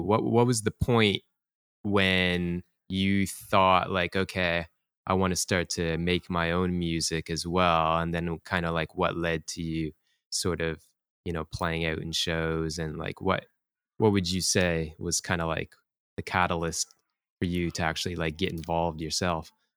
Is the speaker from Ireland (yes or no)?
no; Toronto, Ontario, Canada; now in Tokyo, Japan; I'm from Toronto and our crew, you know, is from Canada